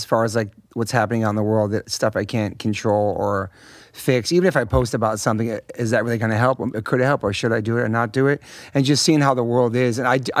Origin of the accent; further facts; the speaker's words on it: Hollywood, California, United States; And I grew up around a lot of awesome musicians and people, and I'm very lucky, man, especially a kid growing up in Hollywood, too.